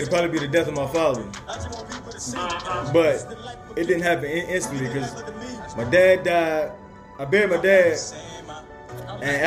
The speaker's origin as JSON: {"language": "English", "area": "Bryan County", "region": "Georgia", "country": "United States", "tie": "born or raised there", "also_born_or_lived": "Atlanta, Georgia", "said": "I'm born in Atlanta, but pretty much I was raised in Bryan County. I moved to Bryan County when I was 13"}